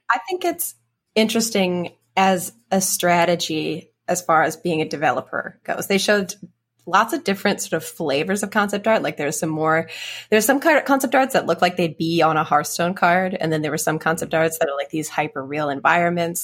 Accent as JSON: {"language": "English", "town": "Edmonton", "region": "Alberta", "country": "Canada", "tie": "born or raised there", "moved": "yes", "said": "Edmonton, my hometown"}